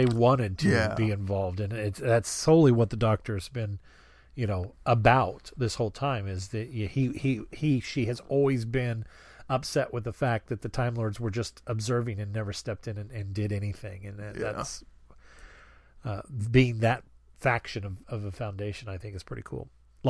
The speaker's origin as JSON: {"language": "English", "region": "Yorkshire and the Humber", "country": "United Kingdom", "said": "I'm from Yorkshire. What did she say? That's practically a love letter."}